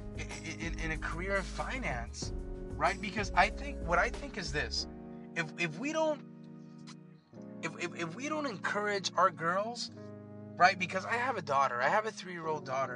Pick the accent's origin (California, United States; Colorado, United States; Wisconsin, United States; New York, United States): California, United States; Los Angeles; I grew up in downtown